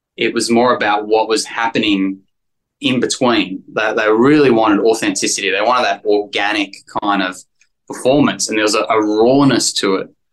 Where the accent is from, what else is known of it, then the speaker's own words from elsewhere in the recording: Australia; accent: Australian; moved away as an adult; I was so Australian, you know. I mean, not that I'm less Australian, but I just didn't understand how it worked in America.